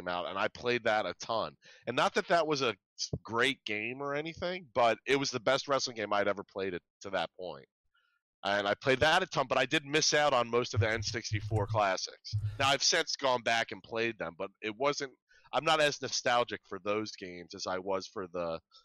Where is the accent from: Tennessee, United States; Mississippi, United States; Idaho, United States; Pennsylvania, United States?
Pennsylvania, United States; outside of Philadelphia; also born or lived in Michigan; I grew up outside of Philadelphia